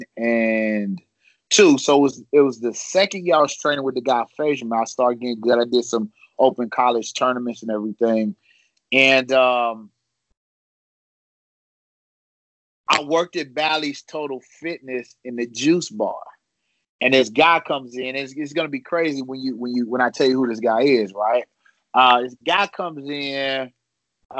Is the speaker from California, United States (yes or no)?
no; Chicago, Illinois, United States; I was born in Chicago